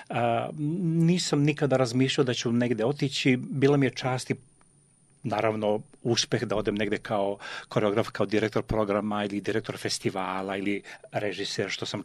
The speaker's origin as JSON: {"language": "Croatian", "region": "Vojvodina", "country": "Serbia", "tie": "born or raised there", "also_born_or_lived": "Sanski Most, Bosnia and Herzegovina / Novi Sad, Serbia", "moved": "as an adult", "lives_now": "Vienna, Austria", "said": "rođen sam u Bosni kod, kod Sanskog mosta i sa šest meseci života su me preneli u Vojvodinu. I odatle e, sam opet došao u Novi Sad kao mlad"}